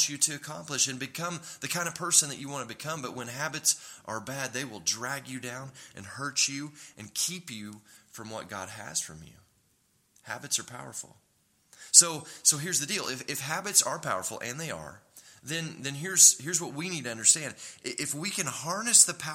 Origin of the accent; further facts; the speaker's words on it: Tulsa, Oklahoma, United States; also born or lived in Dallas, Texas; we were raised in Tulsa, and I'd lived in Dallas for 7 years, and then we moved to Oklahoma City